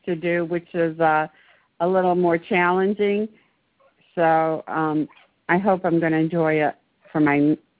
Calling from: Maryland, United States; I'm calling from Maryland.

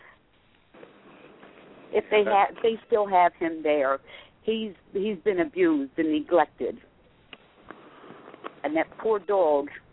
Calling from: Harrisburg, Pennsylvania, United States; I'm calling from Harrisburg, Pennsylvania

